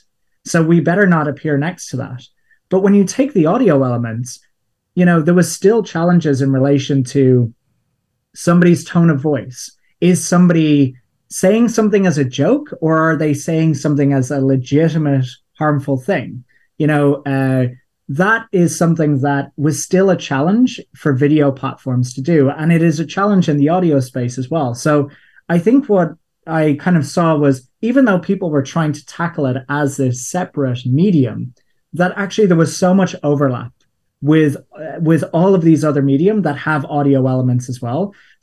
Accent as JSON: {"language": "English", "country": "Ireland", "tie": "born or raised there", "said": "People are listening and wondering what my accent is because it's a weird mixture. As I said, I grew up in Ireland, and a term that we have for fun in Ireland is crack."}